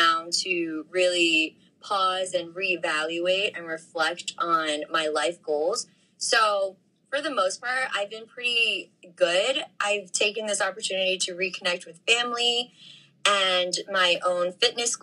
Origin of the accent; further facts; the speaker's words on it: New York City, New York, United States; I'm from Ridgewood, Queens, New York